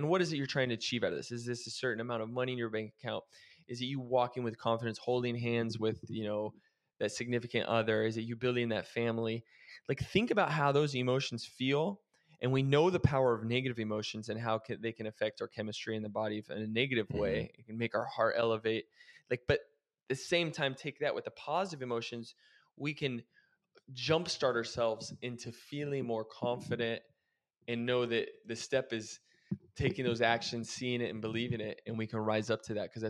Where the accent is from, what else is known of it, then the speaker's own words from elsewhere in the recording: Oregon, United States; now in Arizona, United States; When I moved away from Oregon and I moved to Arizona, it was like a fresh start for me.